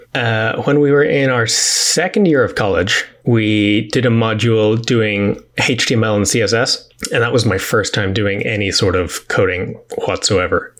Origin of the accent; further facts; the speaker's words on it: Dublin, Leinster, Ireland; also born or lived in New York; I am from Dublin in Ireland and have grown up here pretty much all my life.